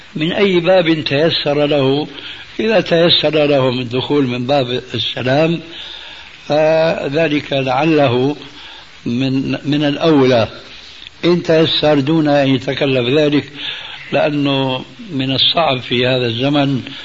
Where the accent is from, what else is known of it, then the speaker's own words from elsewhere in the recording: Syria; عندنا في سوريا